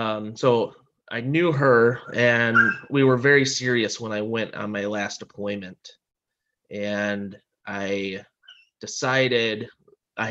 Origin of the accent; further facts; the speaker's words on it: Waterford, Michigan, United States; I grew up in Waterford, Michigan, which is a suburb of Detroit, Metro Detroit